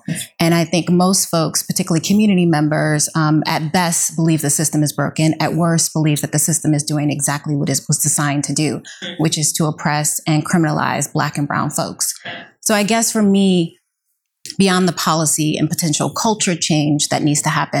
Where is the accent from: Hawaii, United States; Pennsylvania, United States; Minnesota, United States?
Pennsylvania, United States; Philadelphia; I'm originally from Philadelphia, and I come from a community that for many people is very hopeless, because mass incarceration and gun violence is a normal occurrence.